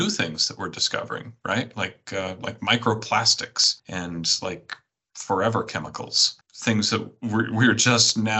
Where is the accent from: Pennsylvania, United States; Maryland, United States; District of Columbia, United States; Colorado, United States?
Colorado, United States; Denver; moved away; I grew up in Denver